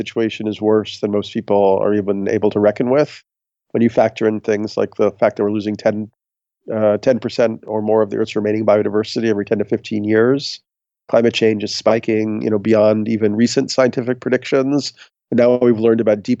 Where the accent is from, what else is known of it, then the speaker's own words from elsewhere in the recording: New York, United States; I'm a New Yorker